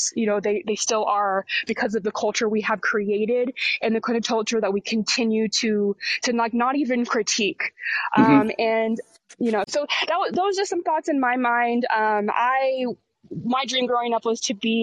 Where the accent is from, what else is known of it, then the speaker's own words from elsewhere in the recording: Texas, United States; As a Texan myself